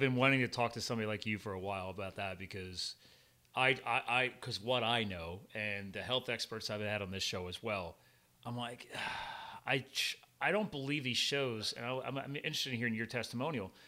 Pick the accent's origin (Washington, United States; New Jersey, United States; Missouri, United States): New Jersey, United States; I was born in New Jersey